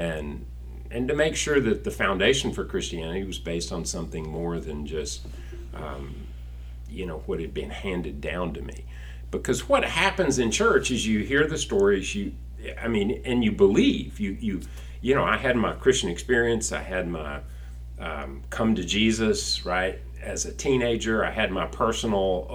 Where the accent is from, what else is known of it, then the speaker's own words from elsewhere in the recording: Alabama, United States; moved away as an adult; also born or lived in Houston, Texas / Frisco, Texas / Fort Worth, Texas; now in Texas, United States; my roots growing up in Alabama